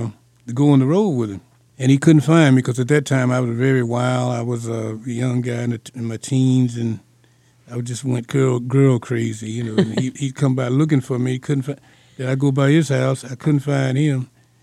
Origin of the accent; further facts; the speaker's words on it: Mississippi, United States; We both were country guys he's from Alabama, I'm from Mississippi.